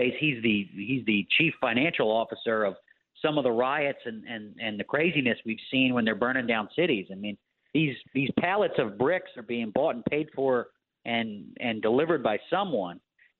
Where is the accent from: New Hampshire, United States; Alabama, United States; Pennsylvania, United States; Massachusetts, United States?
Pennsylvania, United States; Philadelphia; I'm from Philadelphia.